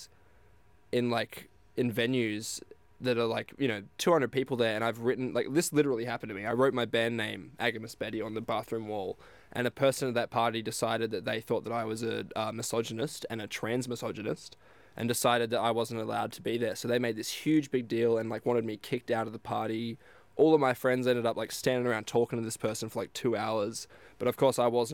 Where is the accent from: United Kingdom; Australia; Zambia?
Australia; Geraldton, Western Australia; I grew up in Geraldton getting beaten up by Indigenous people, every day